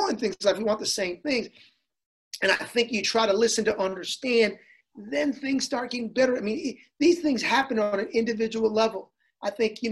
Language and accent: English; Hartford, Connecticut, United States; I grew up in a city, I grew up in Hartford, which was a very diverse city